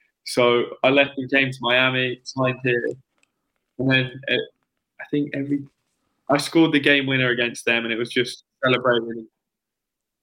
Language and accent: English; England, United Kingdom; moved away as an adult; now in United States; being an English player and playing professional